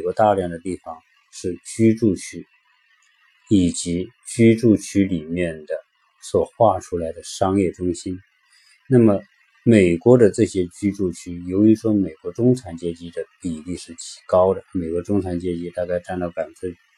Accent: China; 超出我们中国人想象的

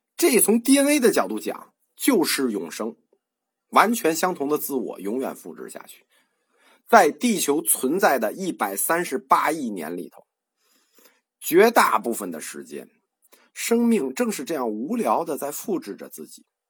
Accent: China; 我们中国人

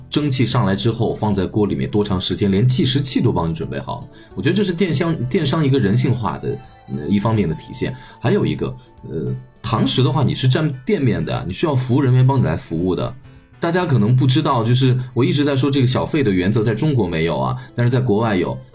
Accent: China; 我们中国人

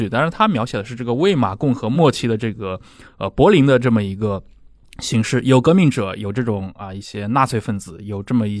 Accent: China; 我们知道，其实我们中国人的生活就被很多更偏向意识形态化、更剧烈的一些斗争给卷入了。

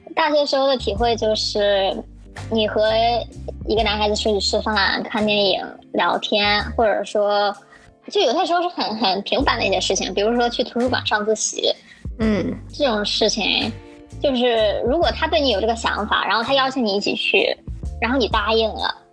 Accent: a northern city in mainland China, northern China, China; moved away as an adult; 我来自一个大陆北方城市，我是研究生阶段出的国

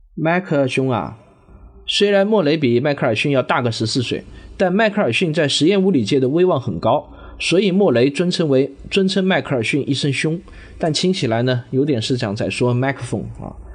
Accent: Jinhua, Zhejiang, China; moved away as an adult; also born or lived in Shaoxing (ancestral); now in Shanghai, China; 我实际上是在浙江金华长到了读大学，然后大学呢就到了上海来读，然后读完大学以后呢就一直留在上海生活、工作，在上海已经生活了整整二十年了。我从小呢生长的环境呢其实是一个叫做核工业部第二六九大队的这么一个大院里头

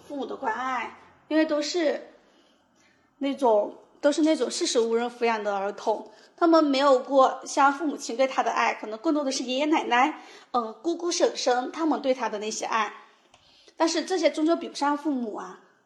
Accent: Shouning, Fujian, China; 寿宁嗯的人均年收入是全省最低的。但是我在这边长大，其实因为父母双职工，所以我的从小的生活其实是比较开心的

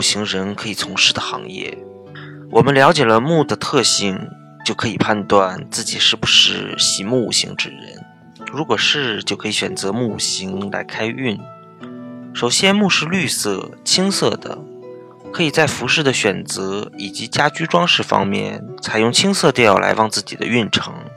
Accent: China; 我们中国 人

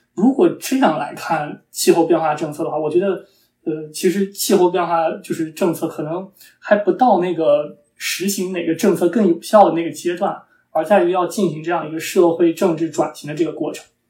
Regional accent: China; 我们中国人

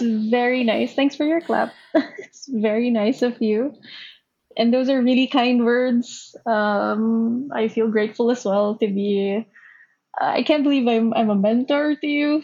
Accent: Philippines; moved away as an adult; now in Japan; I'm from the Philippines. Um, born, raised in the Philippines.

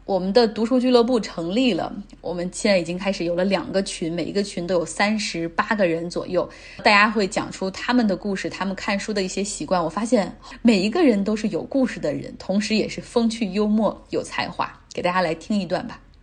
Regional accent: Nantong, Jiangsu, China; 我来自江苏南通。呃，毕业之后呢，我就一直在国企工作

